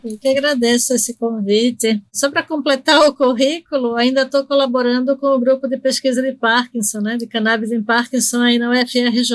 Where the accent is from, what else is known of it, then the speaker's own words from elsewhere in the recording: Recife, Pernambuco, Brazil; accent: totalmente misturado; moved away as an adult; also born or lived in Argentina; now in São Paulo, Brazil; eu nasci na Argentina e fui morar em Recife é, quando era pequena e cresci em Recife, fiquei lá até os 28, quando vim para São Paulo fazer o doutorado